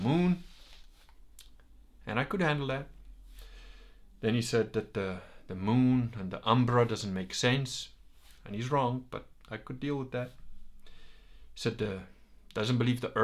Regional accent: Veneto, Italy; I'm not British. I'm not even Italian. I'm Venetian.

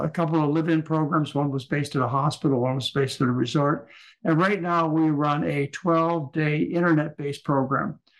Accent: Michigan, United States; moved away as an adult; also born or lived in Hawaii; I was raised in Michigan

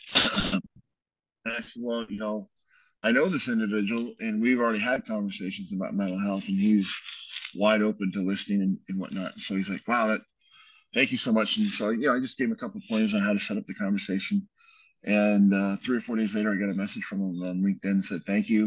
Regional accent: Canada; now in United States; we're both Canadian

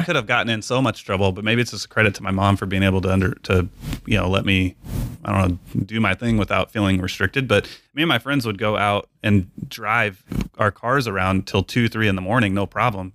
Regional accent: San Angelo, Texas, United States; also born or lived in Lubbock, Texas / Hobbs, New Mexico; I'm Texas as well, born and raised

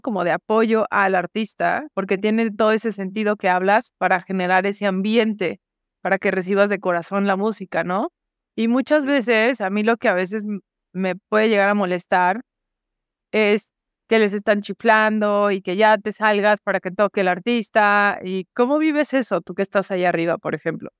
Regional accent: Guadalajara, Jalisco, Mexico; soy de Guadalajara. Tenía yo creo que no más de 10 años

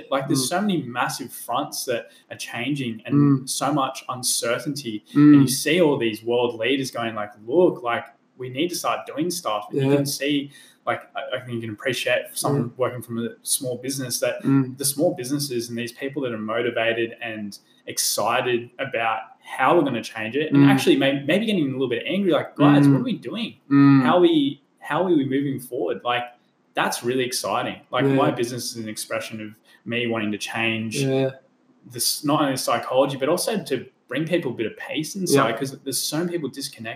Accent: Newcastle, New South Wales, Australia; I was Australia born. I was born in Newcastle

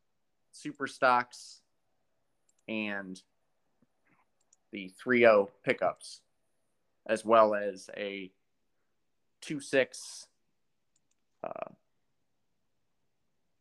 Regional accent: Wellington, Ohio, United States; Wellington, Ohio, which is pretty well known as a pretty good pulling event in my hometown that I grew up

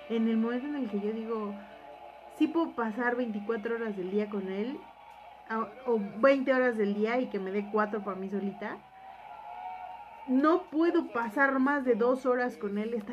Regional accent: Mexico; como somos mexicanos

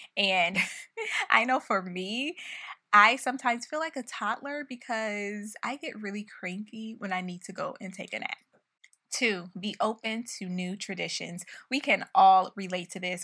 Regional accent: Buffalo, New York, United States; moved away as an adult; we moved to Buffalo, my hometown, for the rest of the year because of the pandemic

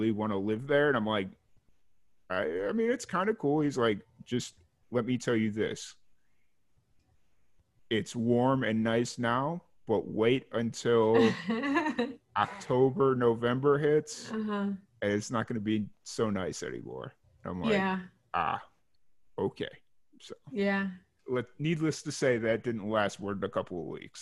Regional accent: Chicago, Illinois, United States; moved away as an adult; now in Texas, United States; I'm from Chicago originally

